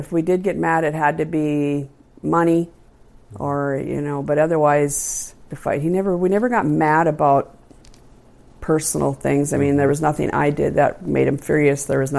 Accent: Williston, North Dakota, United States; I was born in Williston, North Dakota in 1962. Graduated from Williston High in 1980.

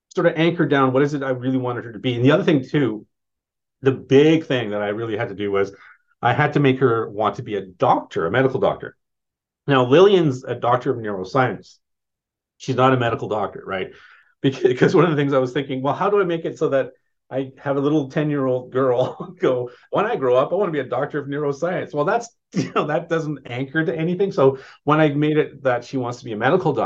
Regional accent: Saskatchewan, Canada; moved away; I'm from Saskatchewan originally

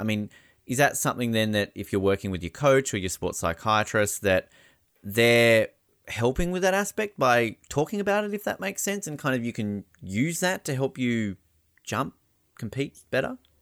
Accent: Australia; as an Australian

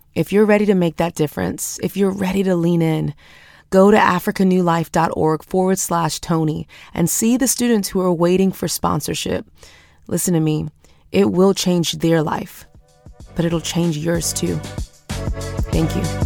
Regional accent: Houston, Texas, United States; I'm from Houston, Texas

